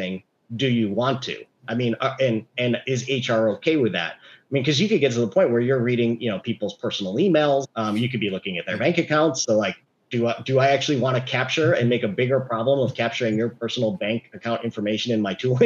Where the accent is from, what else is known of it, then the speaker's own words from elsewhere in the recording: Chicago, Illinois, United States; now in California, United States; I grew up in Chicago